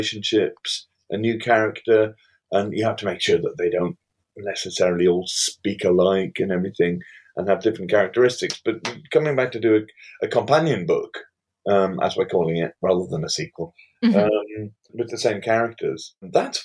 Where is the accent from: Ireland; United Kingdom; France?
United Kingdom; Cullercoats, North East England; Colourcoats, which is where I grew up